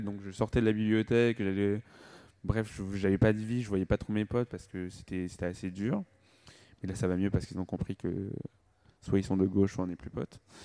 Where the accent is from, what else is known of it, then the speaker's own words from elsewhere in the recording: Rwanda; je suis rwandais